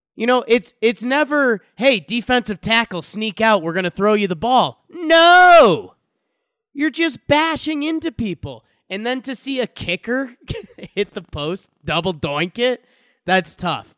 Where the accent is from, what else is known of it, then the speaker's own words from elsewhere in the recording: Connecticut, United States; growing up in Connecticut